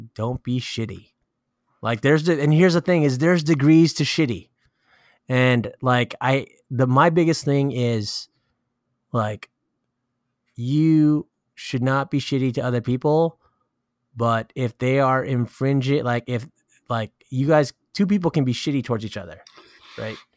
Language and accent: English; California, United States; I'm from California